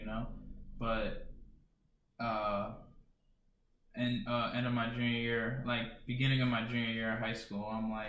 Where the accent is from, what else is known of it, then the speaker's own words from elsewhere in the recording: South Brunswick, New Jersey, United States; I'm originally from South Brunswick, New Jersey. I grew up there.